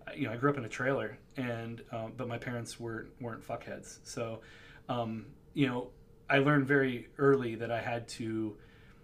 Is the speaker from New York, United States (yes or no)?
no; Western Pennsylvania, United States; also born or lived in Rochester area; now in Rochester, United States; growing up in Western Pennsylvania